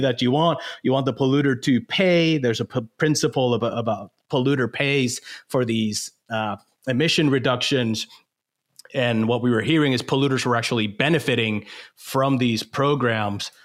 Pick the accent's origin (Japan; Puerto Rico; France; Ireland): Puerto Rico; moved away as an adult; also born or lived in Michigan / New Orleans; growing up in Puerto Rico